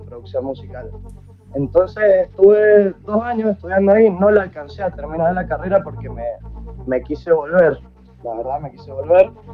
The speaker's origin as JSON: {"language": "Spanish", "region": "Mendoza", "country": "Argentina", "tie": "born or raised there", "said": "nací en Mendoza, Argentina."}